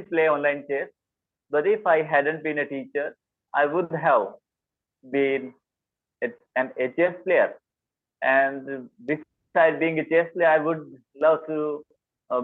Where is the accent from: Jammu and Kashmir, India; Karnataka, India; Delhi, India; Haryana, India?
Haryana, India; accent: Indian; English is a second language; from Haryana, India